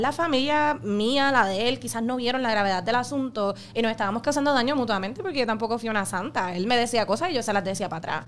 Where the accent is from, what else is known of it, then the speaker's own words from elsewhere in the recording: Caguas, Puerto Rico; yo soy de Caguas